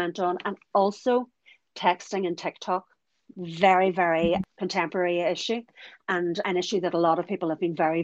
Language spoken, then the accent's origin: English; County Donegal, Ireland; I'm from Donegal and I live about 7 miles from the scene of an accident